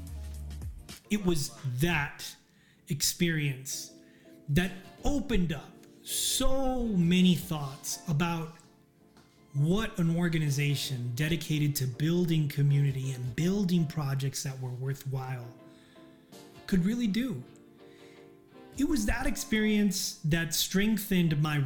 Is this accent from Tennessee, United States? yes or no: no; El Paso, Texas, United States; my hometown of El Paso